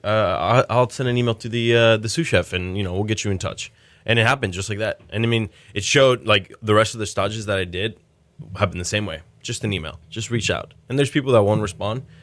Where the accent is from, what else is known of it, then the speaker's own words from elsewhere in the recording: Mexico; now in Houston, United States; I was born in Mexico and grew up in Mexico.